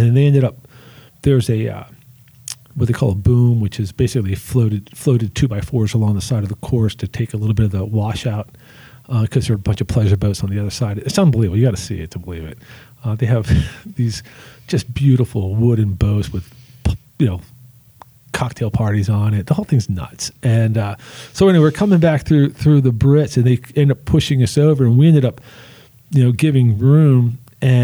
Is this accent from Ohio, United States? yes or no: no; New Orleans, Louisiana, United States; I'm from New Orleans.